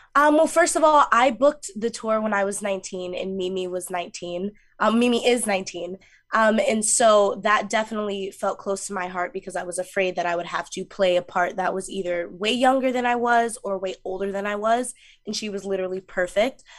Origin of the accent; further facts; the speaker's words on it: Mount Vernon, New York, United States; I grew up in Mount Vernon, New York